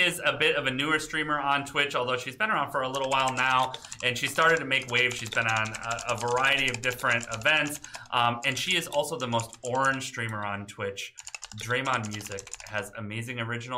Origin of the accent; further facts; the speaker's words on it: Detroit, Michigan, United States; Detroit is my hometown